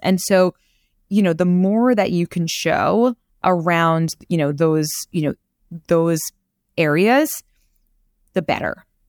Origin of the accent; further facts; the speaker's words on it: New York City, New York, United States; I'm from Queens